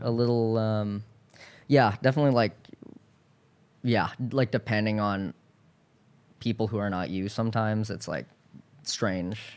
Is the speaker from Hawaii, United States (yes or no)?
yes; Hawaii, United States; I'm from Hawaii